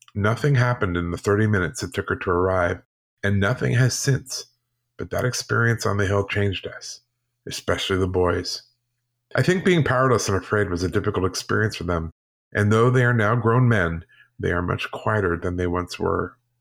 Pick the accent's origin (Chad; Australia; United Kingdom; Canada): United Kingdom; being British